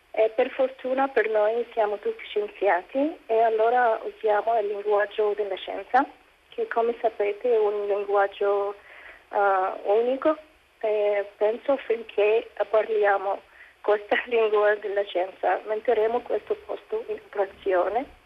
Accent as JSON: {"language": "Italian", "country": "Egypt", "said": "sono egiziana, musulmana e scienziata nel discorso di TEDx"}